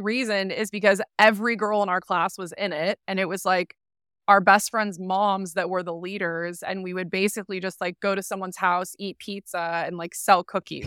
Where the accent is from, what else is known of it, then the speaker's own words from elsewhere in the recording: San Clemente, California, United States; So I grew up in San Clemente, California, little beach town um, near Laguna